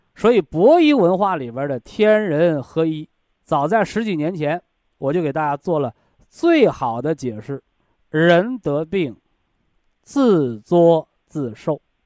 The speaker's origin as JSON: {"language": "Chinese", "country": "China", "said": "我们中国人呢，有一个审美标准"}